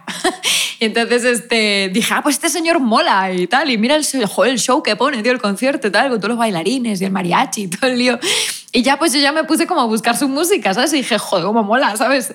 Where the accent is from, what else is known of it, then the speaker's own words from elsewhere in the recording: Spain; soy española